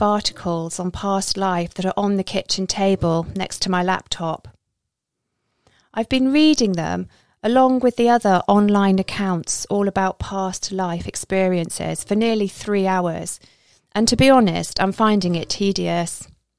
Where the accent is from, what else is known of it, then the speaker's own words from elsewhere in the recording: Isle of Skye, Scotland, United Kingdom; now in England; I'm not from here. I'm in the Midlands at the moment, but I'm from the Isle of Skye. I wasn't born there, hence I haven't got a Scottish accent. But that's where I've lived most of my life.